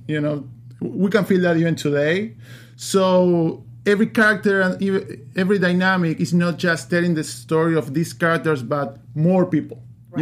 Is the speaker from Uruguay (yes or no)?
yes; Uruguay; moved away; I'm from Uruguay, South America